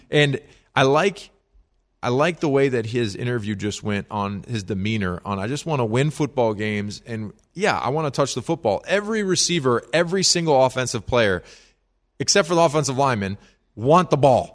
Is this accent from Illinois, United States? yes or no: yes; Chicago, Illinois, United States; growing up in the Chicago area